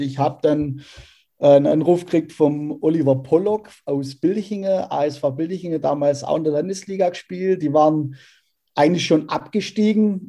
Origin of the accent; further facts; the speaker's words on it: Ergenzingen, Baden-Württemberg, Germany; ich bin tatsächlich ein waschechter Irgendsinger und habe da meine komplette Jugendzeit verbringen dürfen.